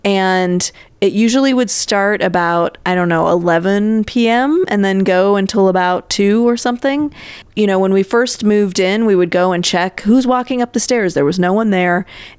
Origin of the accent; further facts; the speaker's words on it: Sacramento, California, United States; So I grew up in Sacramento